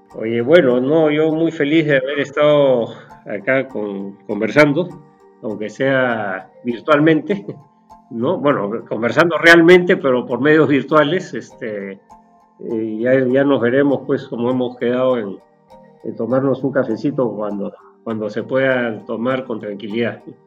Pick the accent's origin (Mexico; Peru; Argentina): Peru; nuestro país